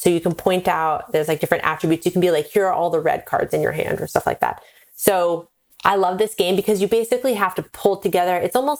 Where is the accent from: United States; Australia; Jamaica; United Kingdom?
United States; Pacific Northwest; I'm from the Pacific Northwest. I grew up. It's like there's like drive-through coffee. It's like my whole family's into coffee.